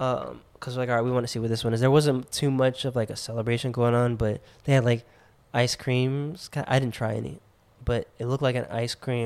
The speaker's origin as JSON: {"language": "English", "country": "United States", "said": "we're from America"}